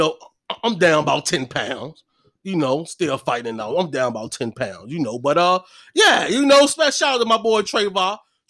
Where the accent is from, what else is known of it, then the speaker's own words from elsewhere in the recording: Chicago, Illinois, United States; moved away; I'm from Stateway motherfucking Projects in Chicago, Illinois